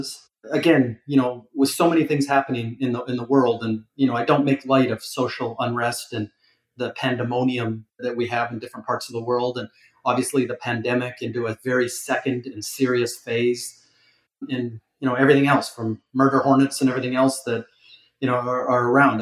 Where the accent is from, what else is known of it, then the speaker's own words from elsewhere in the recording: Calgary, Alberta, Canada; moved away as an adult; also born or lived in Toronto, Canada; now in Miami, United States; I grew up in Calgary